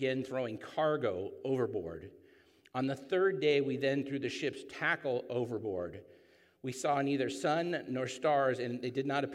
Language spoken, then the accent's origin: English; San Clemente, California, United States; I grew up in San Clemente